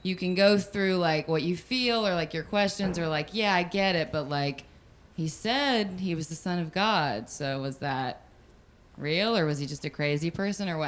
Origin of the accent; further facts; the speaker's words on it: the South, United States; moved away as an adult; now in Los Angeles, United States; I was raised in the South, Southern Baptist as well, and still have family there